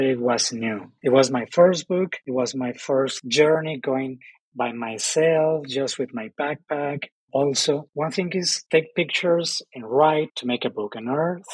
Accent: Ensenada, Baja California, Mexico; English is a second language; now in Oaxaca, Mexico; I'm Mexican, but I'm from the north, I'm from Ensenada, and I'm still a foreigner in Oaxaca

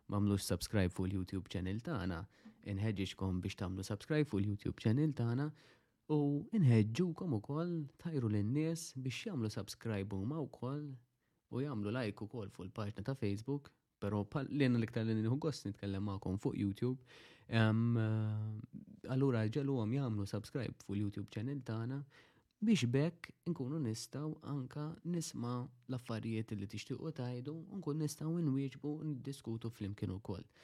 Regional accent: Malta

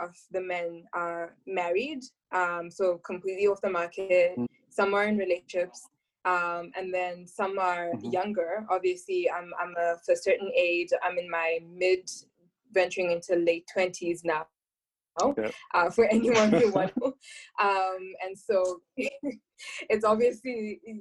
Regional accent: Zimbabwe; I'm from Zimbabwe, and obviously I go to church there as well

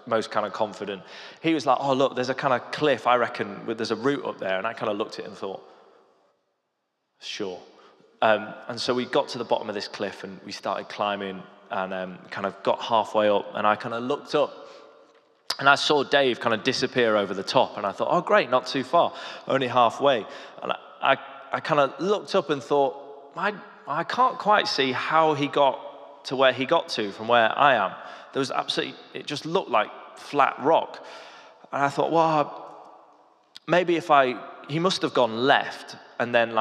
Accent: the Lake District, North West England, United Kingdom; moved away; also born or lived in London; I grew up in the Lake District

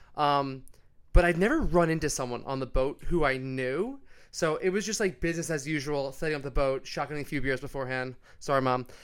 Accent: New York, United States; moved away as an adult; also born or lived in Long Island; now in Sydney, Australia; I'm from New York

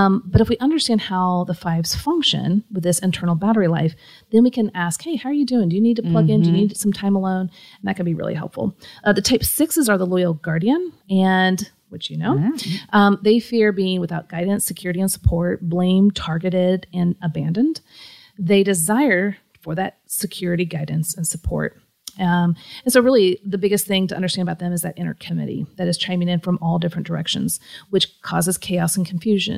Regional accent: Kansas City, Missouri, United States; I'm from Kansas City

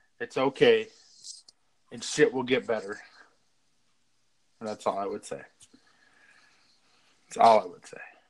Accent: Boulder, Colorado, United States; also born or lived in Las Cruces, New Mexico; I was mostly raised here in Boulder, Colorado

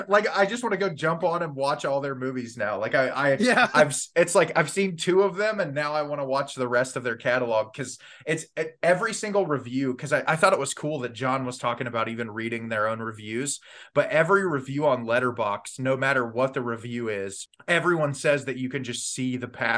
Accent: Ohio, United States; I'm like, Ohio. It's the joke of the internet now. But yeah, I've lived here my whole life, unfortunately

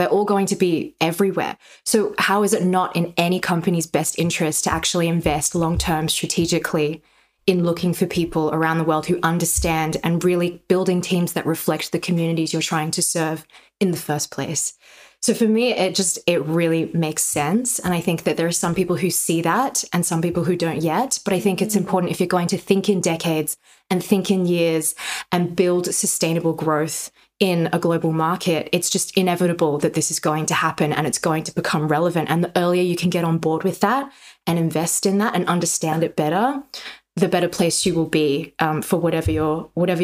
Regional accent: Australia; I'm Chinese Australian. My parents moved from China to Australia in their 20s, and I'm a second generation Chinese Australian.

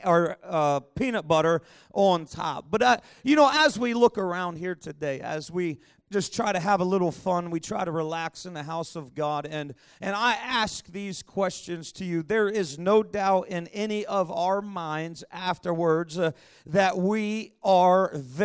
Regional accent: Pittsburgh, Pennsylvania, United States; moved away; I was born in Pittsburgh, Pennsylvania

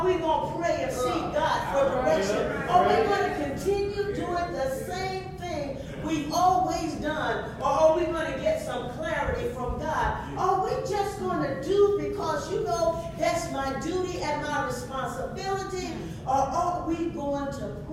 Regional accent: Wilmot, Arkansas, United States; I was born and raised in Wilmot, Arkansas

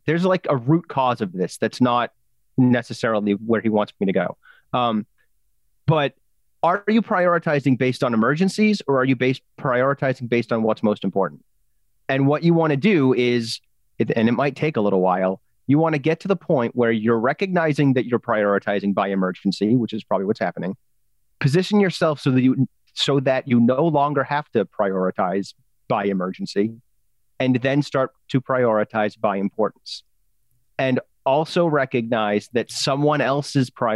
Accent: England, United Kingdom; I'm the English guy

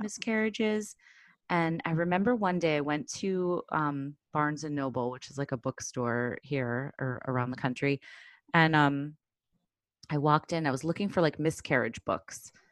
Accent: Chicago, Illinois, United States; now in Brooklyn, United States; I grew up in Chicago, I live in Brooklyn now

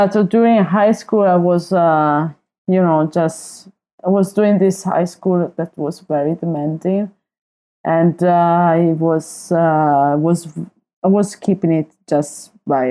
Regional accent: Marostica, Veneto, Italy; born or raised there; also born or lived in Verona

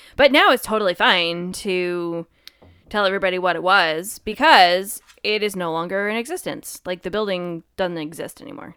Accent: Connecticut, United States; we're from Connecticut

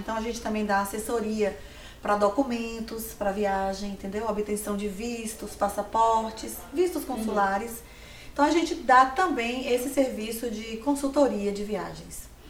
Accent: Livramento de Nossa Senhora, Bahia, Brazil; now in Vitória da Conquista, Brazil; assim que eu cheguei em Vitória da Conquista, eu sou de Livramento

